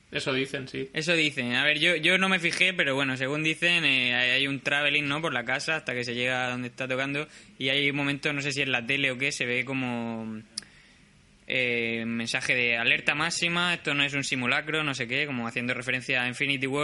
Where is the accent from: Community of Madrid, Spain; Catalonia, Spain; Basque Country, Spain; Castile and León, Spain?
Community of Madrid, Spain; Madrid; Yo también se supone que soy de Madrid.